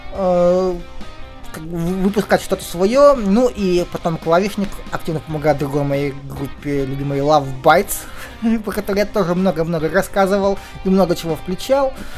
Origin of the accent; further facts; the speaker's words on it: Kirov, Kirov Oblast, Russia; Киров это мой родной город